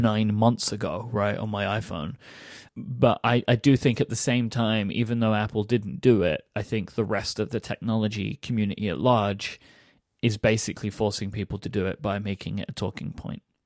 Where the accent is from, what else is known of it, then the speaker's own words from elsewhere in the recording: London, United Kingdom; I grew up in London